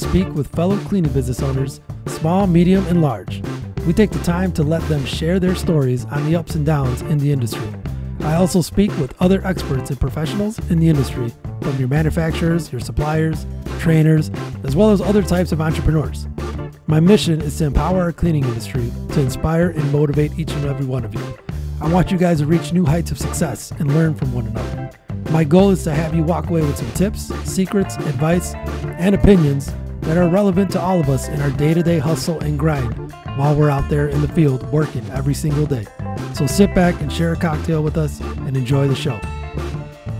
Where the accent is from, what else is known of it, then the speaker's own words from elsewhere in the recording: Chicago, Illinois, United States; my hometown of Chicago